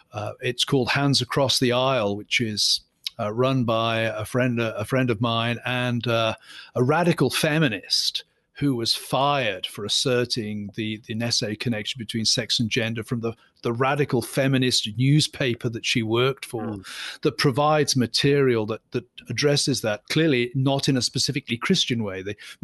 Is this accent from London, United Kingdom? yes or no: no; Scotland, United Kingdom; And I'm from a Scottish psalm singing background. We lament all the time.